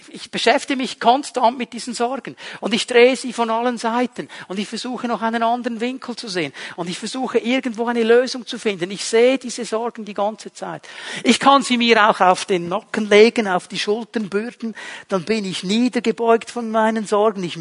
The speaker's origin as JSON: {"language": "German", "country": "Switzerland", "said": "Bin ja Schweizer, muss eine gewisse Sicherheit noch haben"}